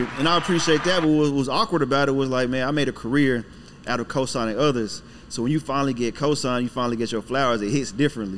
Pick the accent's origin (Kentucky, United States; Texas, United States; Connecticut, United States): Texas, United States; Killeen; also born or lived in Brooklyn, New York / Panama (ancestry); now in Dallas, United States; my family's from Panama, the country. Uh, I was born in Brooklyn, went to Brooklyn. My dad joined the military. That's how I got to Texas